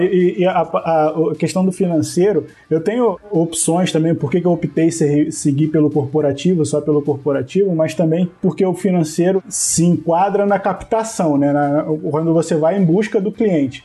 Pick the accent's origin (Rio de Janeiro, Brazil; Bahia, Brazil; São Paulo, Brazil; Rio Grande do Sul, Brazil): Rio de Janeiro, Brazil; Eu também sou do Rio